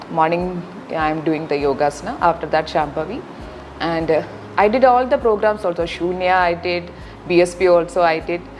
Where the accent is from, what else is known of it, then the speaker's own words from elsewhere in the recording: Kochi, Kerala, India; Uh, I'm from Ernakulam. I'm doing uh, at Tripunitra. I'm staying at Tripunitra.